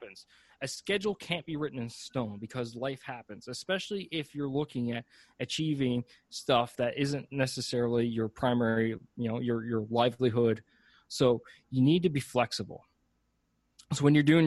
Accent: Canada; I'm Canadian.

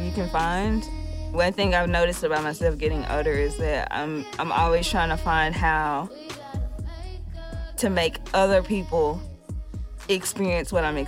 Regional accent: Dallas, Texas, United States; moved away as an adult; also born or lived in Texarkana, Texas; now in Houston, United States; I grew up in Dallas.

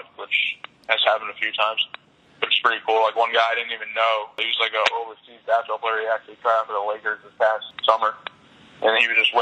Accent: West Haven, Connecticut, United States; I was from West Haven

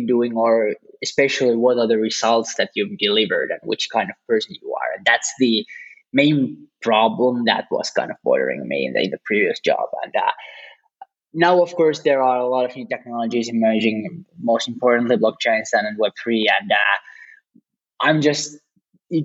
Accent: Finland; I'm actually from Finland

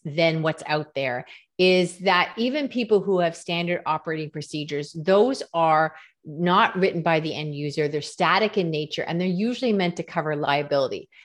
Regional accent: Canada; I'm Canadian

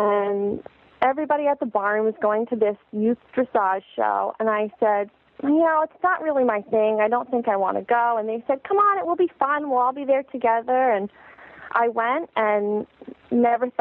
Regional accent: Vermont, United States; I'm from Vermont, which is a state.

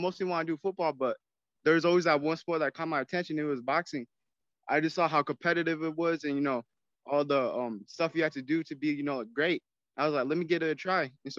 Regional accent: Albuquerque, New Mexico, United States; I'm from Albuquerque, New Mexico, the 505.

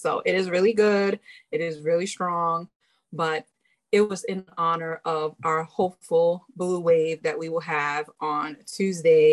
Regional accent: New York City, New York, United States; I'm from Brooklyn

